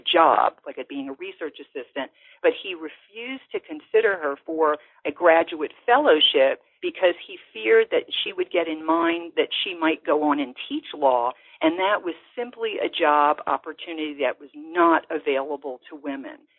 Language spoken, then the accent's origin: English; New Orleans, Louisiana, United States; growing up in New Orleans